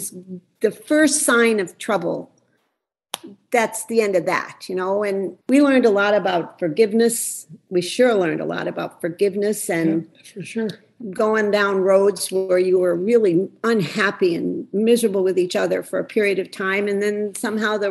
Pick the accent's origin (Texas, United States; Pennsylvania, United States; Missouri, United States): Pennsylvania, United States; Scranton; I came from Scranton, Pennsylvania, from a very close Italian family.